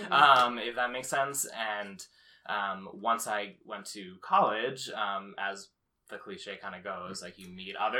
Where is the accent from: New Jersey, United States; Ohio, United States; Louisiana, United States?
New Jersey, United States; Haddon Township; I'm from South Jersey. I grew up in Haddon Township, went to high school there